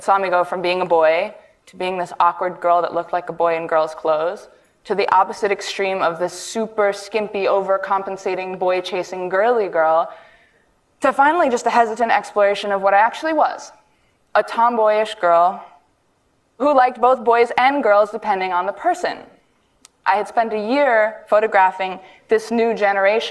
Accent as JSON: {"language": "English", "town": "New York City", "region": "New York", "country": "United States", "tie": "born or raised there", "said": "I'm an artist born and raised in New York City."}